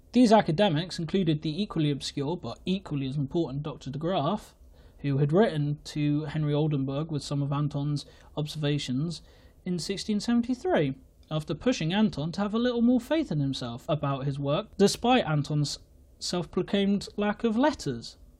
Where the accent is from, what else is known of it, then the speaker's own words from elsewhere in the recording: England, United Kingdom; I am English